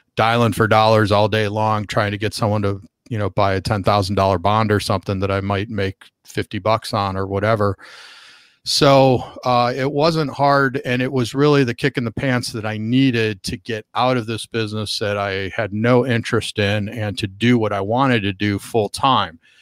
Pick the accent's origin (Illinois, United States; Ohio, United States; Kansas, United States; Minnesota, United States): Illinois, United States; Chicago; moved away as an adult; now in Southern California, United States; I started bringing groups back to Chicago, and I was really just looking for a, a way to get a free trip back to, to my hometown and see my family